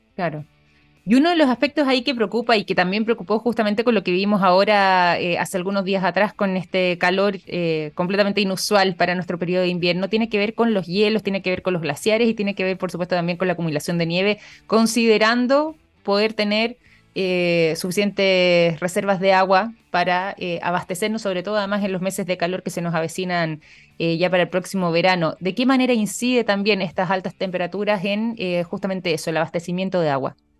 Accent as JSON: {"language": "Spanish", "country": "Chile", "said": "nuestro país"}